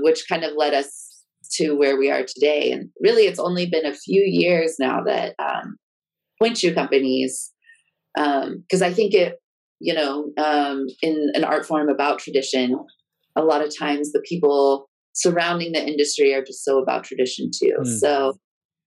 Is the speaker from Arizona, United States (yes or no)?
no; Texas, United States; I grew up in Texas